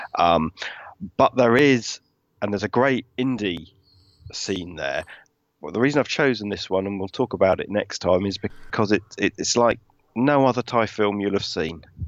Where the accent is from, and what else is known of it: United Kingdom